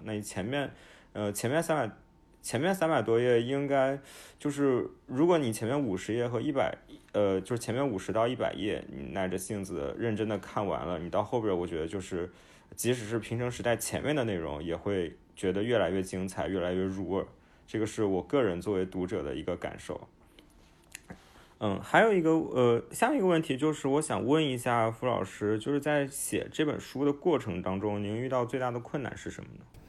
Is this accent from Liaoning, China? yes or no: no; Nanjing, Jiangsu, China; 我是出生在南京的，而且我之前大部分的时间都在南京